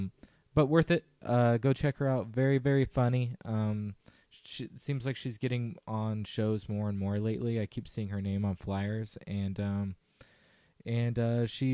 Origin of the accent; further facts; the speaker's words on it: Visalia or Fresno, California, United States; my hometown area of Visalia or Fresno